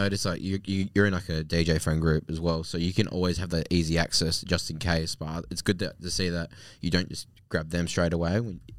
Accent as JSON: {"language": "English", "town": "Boddington", "region": "Western Australia", "country": "Australia", "said": "I'm from Boddington"}